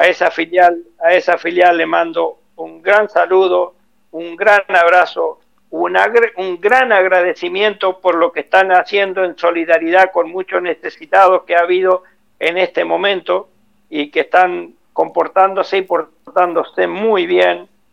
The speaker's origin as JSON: {"language": "Spanish", "town": "Nogoyá", "region": "Entre Ríos", "country": "Argentina", "tie": "born or raised there", "moved": "yes", "said": "Yo soy de Nogoyá, Entre Ríos"}